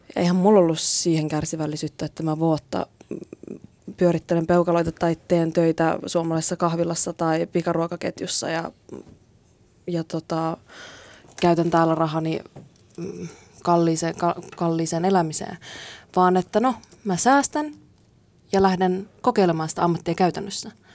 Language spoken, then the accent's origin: Finnish; Kuusamo, North Ostrobothnia, Finland; moved away; siellä Kuusamossa, mistä mä oon kotoisin.